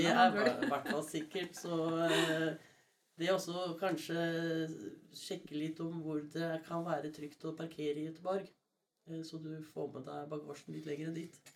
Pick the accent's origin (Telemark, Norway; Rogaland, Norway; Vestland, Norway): Telemark, Norway; Skien; Jeg er fra Skien